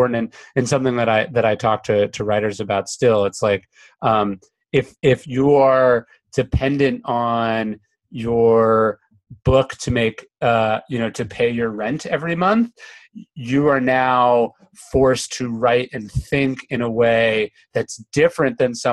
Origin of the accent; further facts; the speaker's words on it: Sacramento, California, United States; I grew up in Sacramento